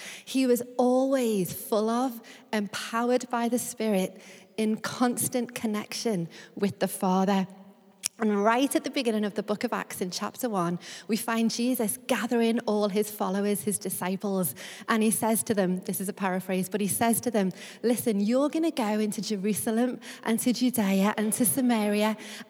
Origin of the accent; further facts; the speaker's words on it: Liverpool, North West England, United Kingdom; now in London, United Kingdom; I am originally from Liverpool, which will always hold a special place in my heart.